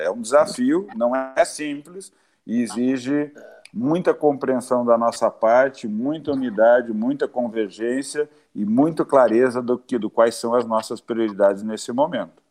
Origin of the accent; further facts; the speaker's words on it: Brazil; como brasileiros